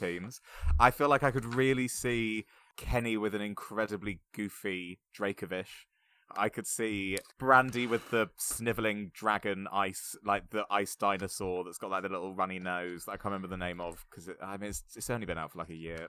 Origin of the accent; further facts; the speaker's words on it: Bournemouth, South West England, United Kingdom; also born or lived in United States; I am from Bournemouth